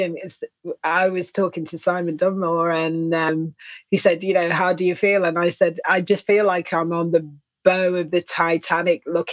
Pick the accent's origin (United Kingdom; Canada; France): United Kingdom; England; I'm English